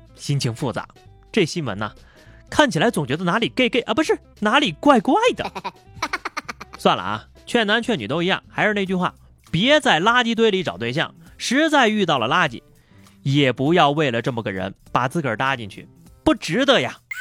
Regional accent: China; 作为一个中国人

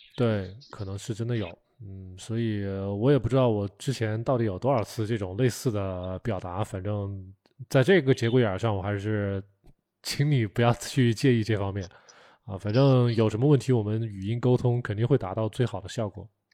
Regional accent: China; 我们可能作为中国人嘛，从小都是被 被训斥大的，被，被吓大的

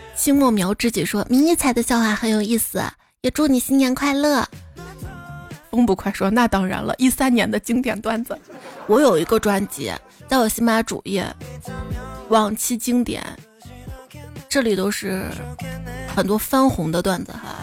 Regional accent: Xi'an, Shaanxi, China; 我从小就生活在东京这儿啊

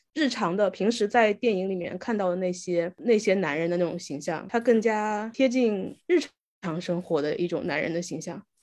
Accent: Wu-speaking area, China; accent: Wu dialect; first language Wu Chinese; Chinese is a second language; moved away as an adult; now in Guangzhou, China; 我母语是无方言嘛

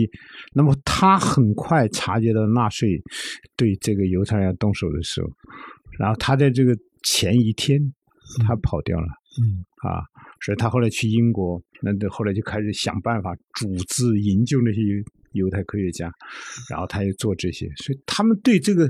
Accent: China; 我们中国人也有啊

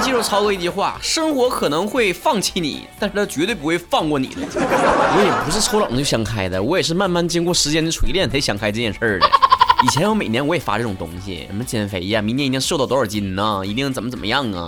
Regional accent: Northeast China, China; 我们东北人

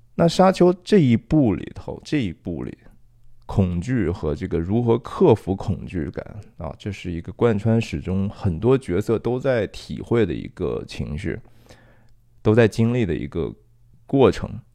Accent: China; now in San Francisco Bay Area, United States; 我们中国人

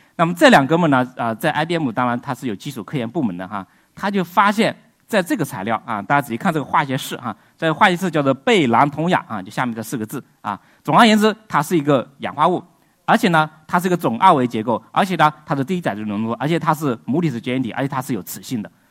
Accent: China; 我们中国人

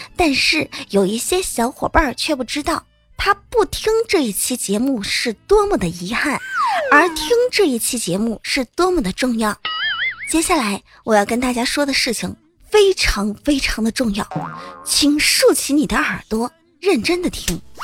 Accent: Hubei, China; 作为一个湖北人啊，发现在湖北高考真的挺不容易的

